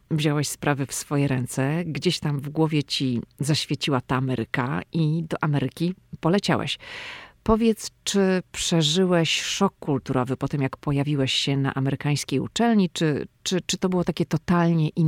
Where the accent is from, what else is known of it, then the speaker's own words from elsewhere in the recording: Szczecin, West Pomeranian Voivodeship, Poland; ja pochodzę ze Szczecina.